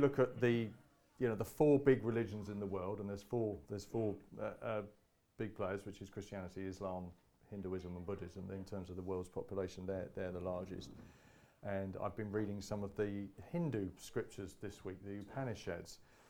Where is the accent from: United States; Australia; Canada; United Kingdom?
United Kingdom; we're British